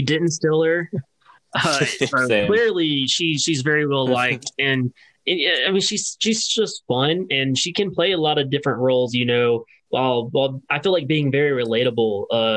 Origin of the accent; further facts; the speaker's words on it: Louisiana, United States; I grew up in Louisiana